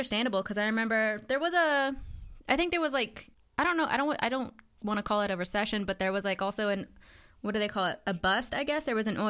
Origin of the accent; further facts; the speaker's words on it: Midland, Texas, United States; I grew up in Midland, Odessa area